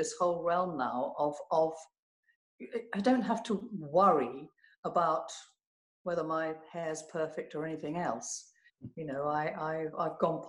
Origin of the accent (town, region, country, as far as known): London, United Kingdom